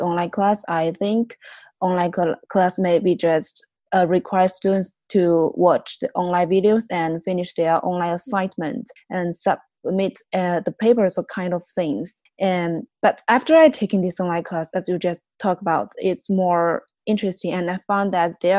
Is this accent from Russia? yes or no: no; southern China, China; moved away; I'm also from the south of China